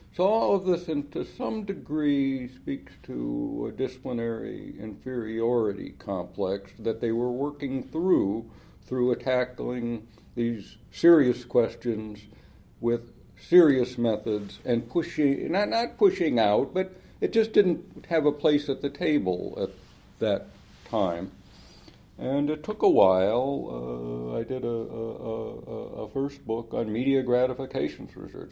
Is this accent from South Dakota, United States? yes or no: no; Los Angeles, California, United States; I grew up in Los Angeles in the shadow of Hollywood